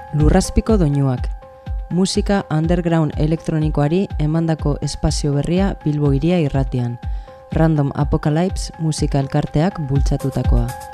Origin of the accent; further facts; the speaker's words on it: Mungia, Basque Country, Spain; Mungiarra naiz